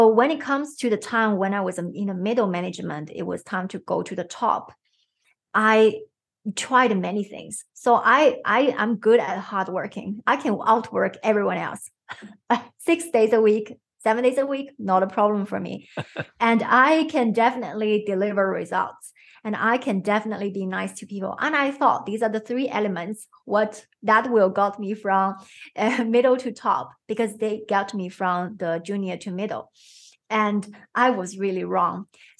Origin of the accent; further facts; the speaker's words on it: China; I'm growing from China, it's a highly competitive country.